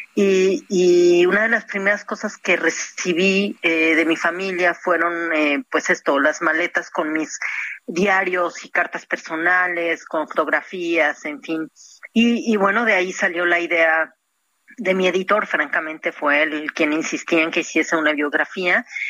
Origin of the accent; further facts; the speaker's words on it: Mexico; moved away as an adult; also born or lived in Cancún; now in Europe; Yo soy muy mexicana en ese sentido. Me gusta mucho mi tierra, mi país